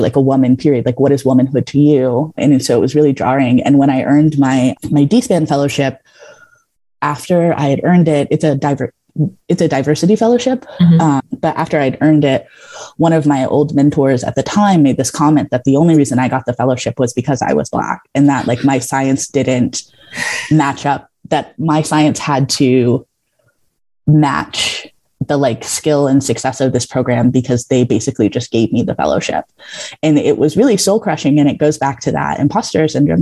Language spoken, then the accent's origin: English; Georgia, United States; I grew up in Georgia, like in the South, and I very much grew up in one of those Southern households